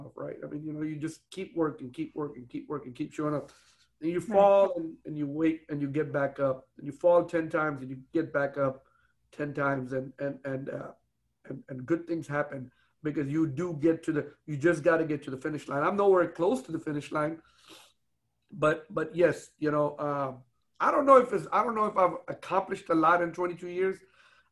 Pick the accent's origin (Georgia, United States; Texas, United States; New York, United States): Texas, United States; Houston; I grew up in Houston, you know, since I was a little kid